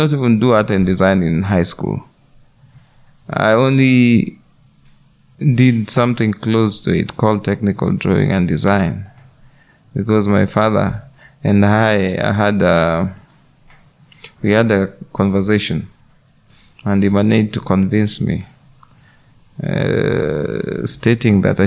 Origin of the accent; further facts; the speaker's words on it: Kenya; I'm a Kenyan by birth, an artist by profession.